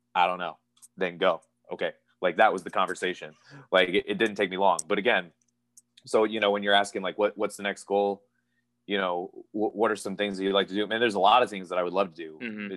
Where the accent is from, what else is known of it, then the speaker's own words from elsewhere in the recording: Pennsylvania, United States; moved away as an adult; now in Florida, United States; I was born and raised in Pennsylvania. My family is from Hawaii